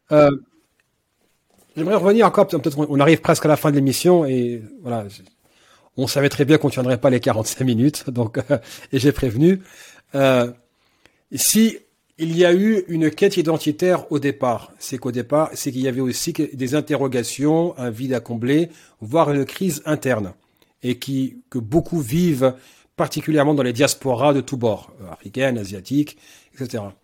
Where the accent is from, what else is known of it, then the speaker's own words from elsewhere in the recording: France; Non, je suis français avant tout.